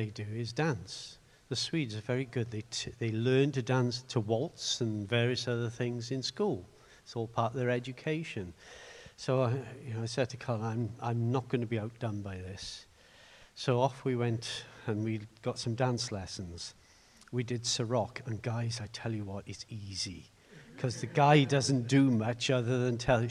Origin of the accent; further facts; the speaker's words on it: Swansea, Wales, United Kingdom; now in Cardiff, United Kingdom; the little church I grew up in Morriston